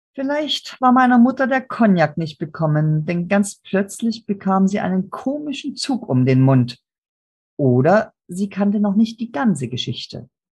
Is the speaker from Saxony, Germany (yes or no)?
yes; Chemnitz, Saxony, Germany; moved away; heute heißt die Stadt Chemnitz. Meine Heimatstadt